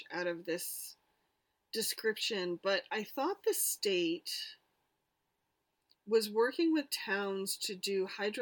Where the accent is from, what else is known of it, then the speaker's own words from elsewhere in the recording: Vermont, United States; my home state